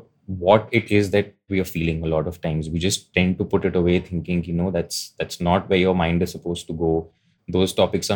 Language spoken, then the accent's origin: English; India; Growing up in India